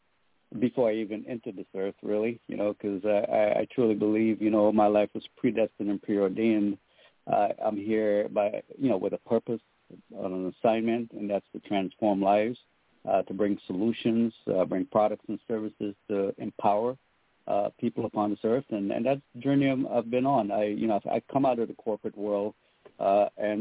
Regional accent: U.S. Virgin Islands; also born or lived in Trinidad and Tobago / Florida; now in Seattle, United States; I was born in Trinidad and Tobago in the Caribbean. I grew up in St. Croix in the U.S. Virgin Islands

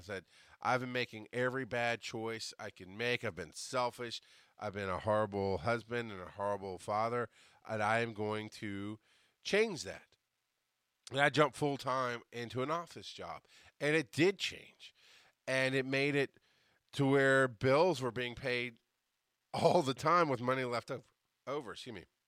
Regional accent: the South, United States; I'm a Southerner.

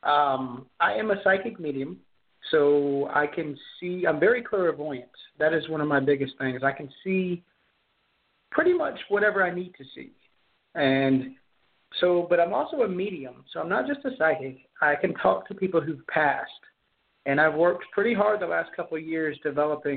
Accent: Charleston, South Carolina, United States; I am from Charleston, South Carolina

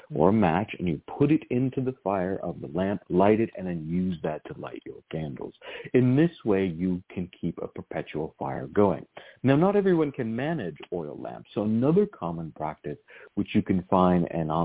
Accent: Virginia, United States; Where I grew up in Virginia, almost every single altar had some type of oil lamp

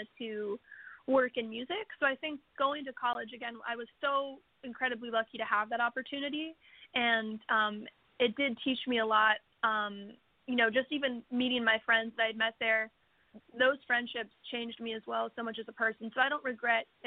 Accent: West Virginia, United States; moved away; where I grew up in West Virginia

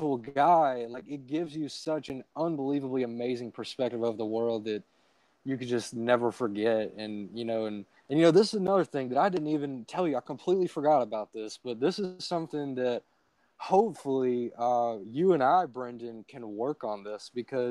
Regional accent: Alabama, United States; I'm from Alabama. It's the Gulf Coast, so I live very close to the beach.

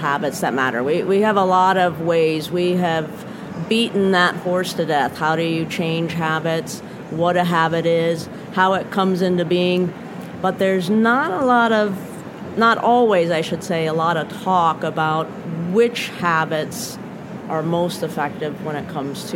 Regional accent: Chicago, Illinois, United States; moved away as an adult; now in Portland, United States; Portland, Oregon right now, but I am actually from Chicago

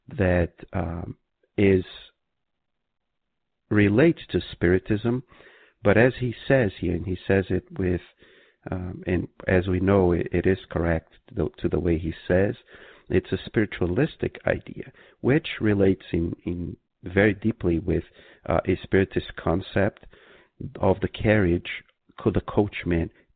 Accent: Brazil; moved away; when I was growing up in Brazil

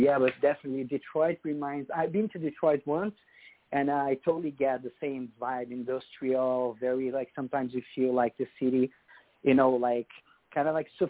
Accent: Brazil; English is a second language; now in United States; That's why one of the reasons I came here to the United States with my Brazilian band.

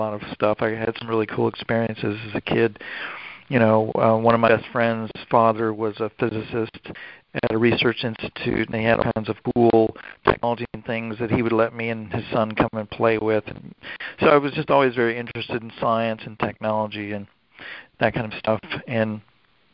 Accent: Durham, North Carolina, United States; moved away as an adult; now in Florida, United States; I grew up with around Duke University in North Carolina

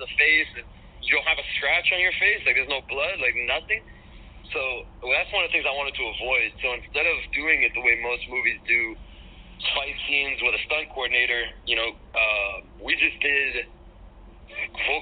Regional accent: Miami, Florida, United States; I'm born and raised in Miami

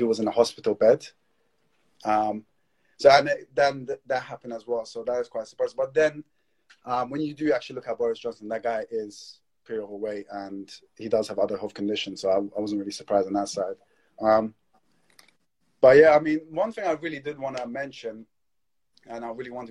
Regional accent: London, United Kingdom; I'm from London, UK

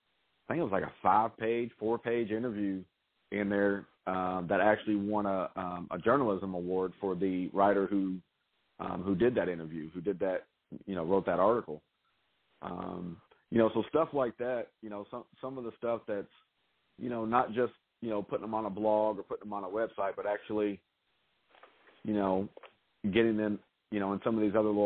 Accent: Louisville, Kentucky, United States; my hometown, and I was able to interview Ice Cube here in Louisville

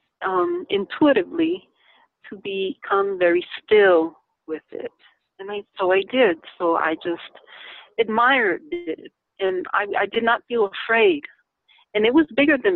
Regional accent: Lancaster, Pennsylvania, United States; I remember growing up in Stevens Avenue, out in Lancaster, Pennsylvania

